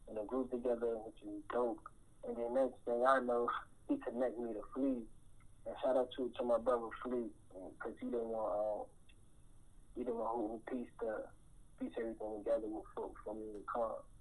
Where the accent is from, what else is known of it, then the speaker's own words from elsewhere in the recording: New York, United States; growing up in New York